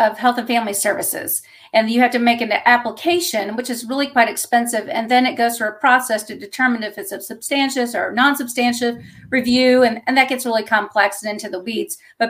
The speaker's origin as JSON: {"language": "English", "region": "Texas", "country": "United States", "also_born_or_lived": "Houston, Texas", "moved": "as an adult", "lives_now": "Kentucky, United States", "said": "I'm originally from Texas"}